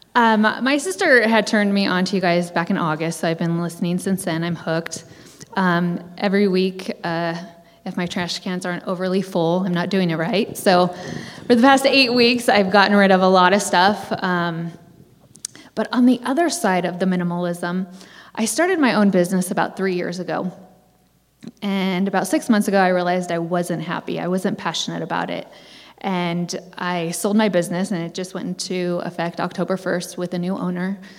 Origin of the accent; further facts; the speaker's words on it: Orange County, California, United States; I'm from Orange County, California